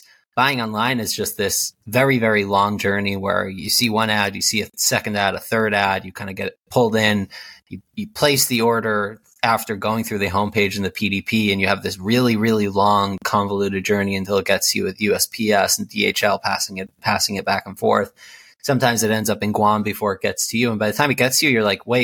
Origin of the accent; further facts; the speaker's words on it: New Jersey, United States; also born or lived in Israel; I grew up in Jersey, number two of 10 children, very ultra-Orthodox Jewish world